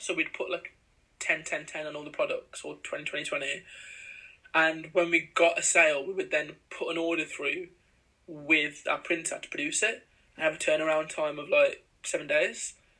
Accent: India; cause obviously we're from India. {S2} Yeah. {S1} Like, our families are

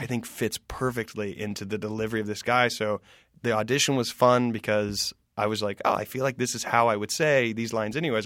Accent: the South, United States; growing up in the South

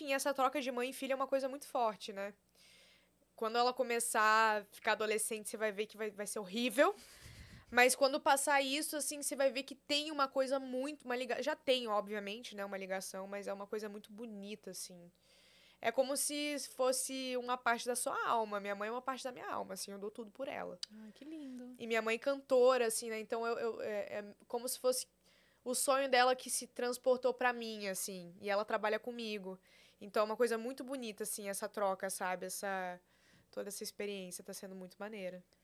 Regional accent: Porto Alegre, Rio Grande do Sul, Brazil; accent: gauchês; moved away; Sou de Porto Alegre.

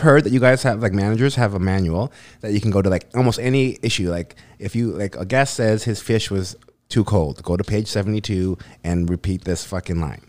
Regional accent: North Vancouver, British Columbia, Canada; I grew up in North

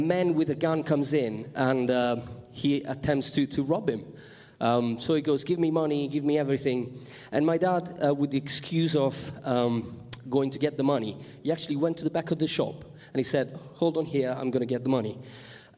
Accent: Sicily, Italy; moved away; I come from Sicily

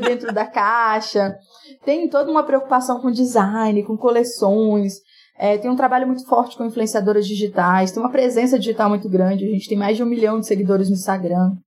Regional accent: Itinga, Minas Gerais, Brazil; moved away; also born or lived in Rio de Janeiro; Eu sou do interior de Minas, uma cidade chamada Itinga, no Vale de Jequitinhonha

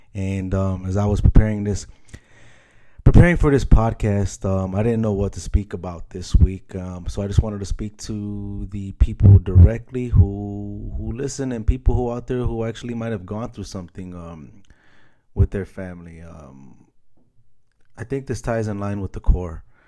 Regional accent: Chicago, Illinois, United States; moved away; Chicago recently, my hometown, shout out Chi Town

